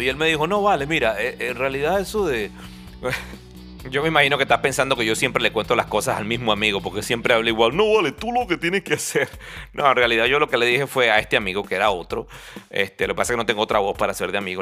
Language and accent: Spanish; Venezuela; moved away as an adult; nosotros salimos de Venezuela